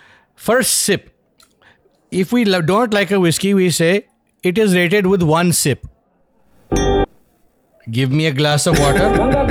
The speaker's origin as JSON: {"language": "English", "country": "India", "said": "even though I'm Indian."}